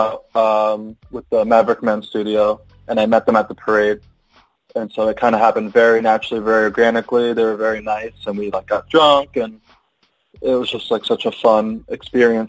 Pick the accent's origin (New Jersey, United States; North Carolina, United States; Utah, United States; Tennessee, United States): New Jersey, United States; small beach town next to Atlantic City, southern; I am from a small beach town next to Atlantic City. That's in southern New Jersey.